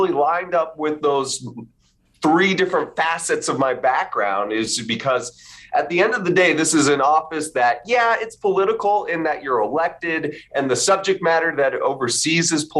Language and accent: English; Sandy, Utah, United States; also born or lived in New Orleans / Mexico / Chicago / Washington, D.C.; now in Maricopa County, United States; I'm from Sandy, Utah